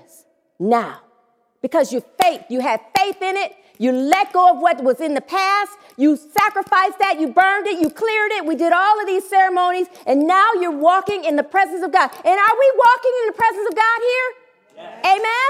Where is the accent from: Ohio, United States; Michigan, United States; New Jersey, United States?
Michigan, United States; Detroit; also born or lived in Southfield, Michigan; I was going back to Detroit to live with my father